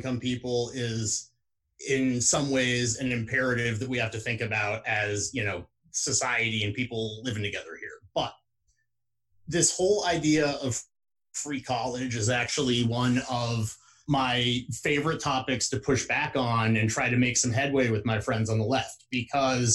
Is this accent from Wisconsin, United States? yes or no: no; West Lafayette, Indiana, United States; at places like Purdue University, actually in my hometown in Indiana